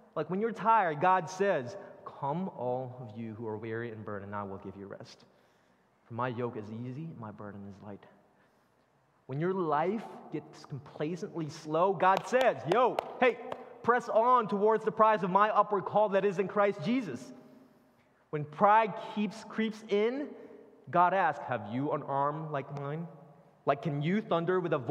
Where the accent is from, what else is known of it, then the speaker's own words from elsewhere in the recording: Philippines; now in Northern Virginia, United States; I grew up in the Philippines